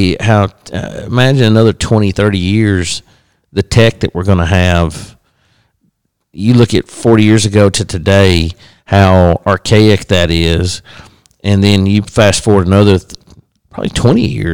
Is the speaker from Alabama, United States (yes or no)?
yes; Boaz, Alabama, United States; we lived in Boaz, Alabama